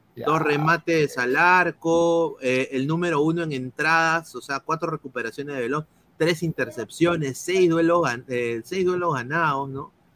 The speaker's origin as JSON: {"language": "Spanish", "country": "Peru", "said": "somos peruanos"}